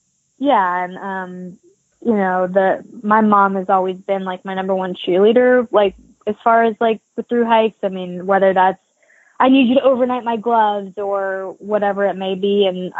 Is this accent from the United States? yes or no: yes; Appalachians, United States; And I grew up in the Appalachians. I lived there when I went to App State, and I went to UTC. I went to University of Tennessee in Chattanooga. So, I mean, I grew up going there.